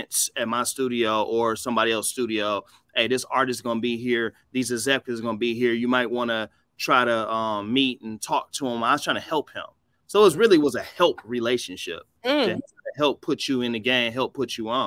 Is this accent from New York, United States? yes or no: no; Detroit, Michigan, United States; I grew up on the West Side, Joy Road, you know, on Rosemont. Then I was blessed to go to King High School on the East Side